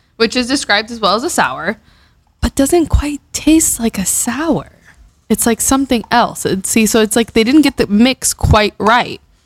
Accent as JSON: {"language": "English", "town": "Miami", "region": "Florida", "country": "United States", "tie": "born or raised there", "said": "from Miami, Florida. It's my hometown. It's where you know Carlos and I grew up."}